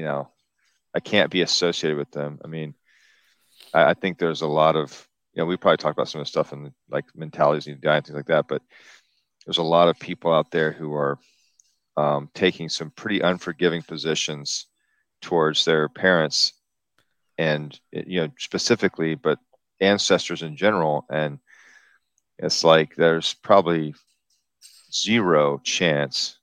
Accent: the South, United States; I'm from the South, so we have, you know, you have to deal with this, the whatever, the history of this, of the region.

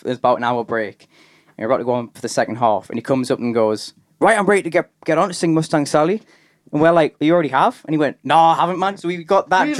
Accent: Durham, North East England, United Kingdom; I'm from Durham

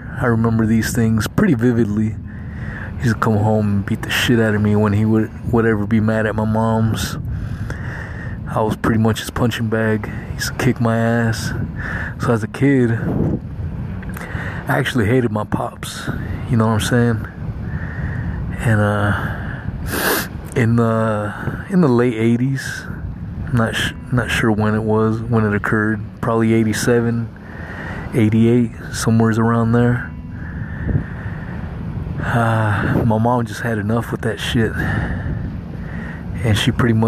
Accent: Southern California, United States; I was born in Southern California to some illegal Mexican immigrants

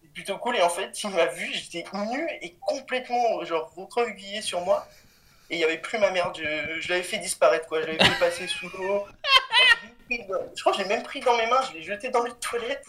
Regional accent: Cannes, Provence-Alpes-Côte d'Azur, France; je viens de, de Cannes. De Cannes et je suis au lycée en terminale

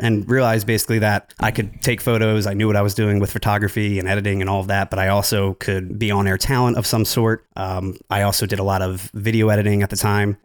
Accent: New Jersey, United States; I'm actually from New Jersey. I work in Philly with Jared

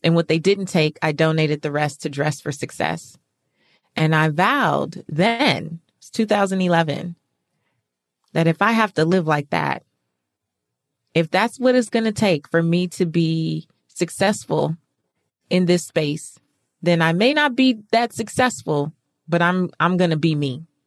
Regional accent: California, United States; moved away as an adult; now in Atlanta, United States; I'm from California

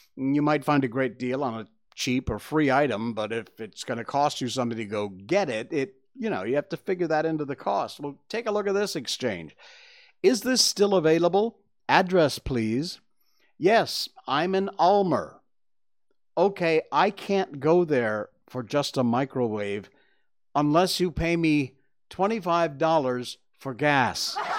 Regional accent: Cornwall, Connecticut, United States; moved away; my hometown of, uh, Cornwall, Connecticut

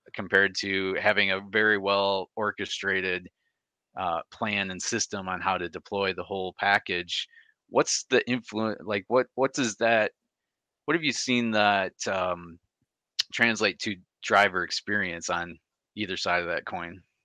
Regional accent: Michigan, United States; I'm from Michigan

